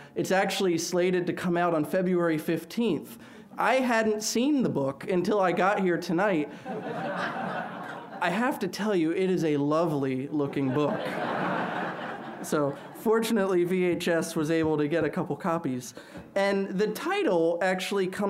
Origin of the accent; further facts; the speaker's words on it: Philadelphia, Pennsylvania, United States; moved away; I'm a Yankee. I'm from Philadelphia originally